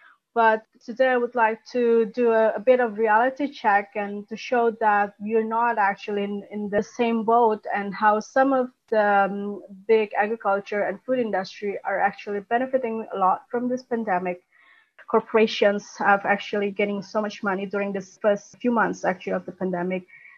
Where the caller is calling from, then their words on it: Jakarta, Indonesia; I'm speaking here from Jakarta, actually, where the COVID pandemic has still hitting hard.